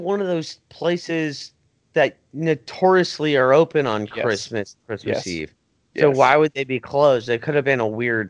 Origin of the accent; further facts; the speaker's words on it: Florida, United States; we're from Florida